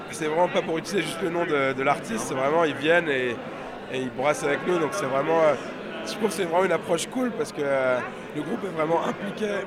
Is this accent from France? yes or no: no; England, United Kingdom; On fait, voilà, on est anglais, donc euh, on est, enfin, on travaille euh, sur le marché anglais.